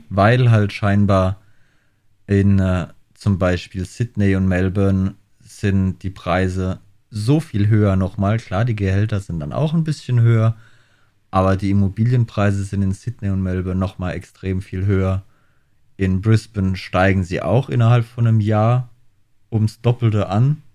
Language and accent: German; Germany; now in Australia; bei uns in Deutschland